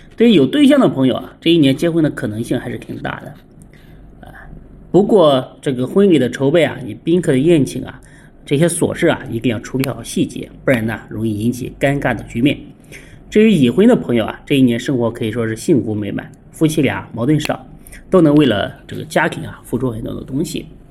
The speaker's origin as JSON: {"language": "Chinese", "country": "China", "said": "我们中国人"}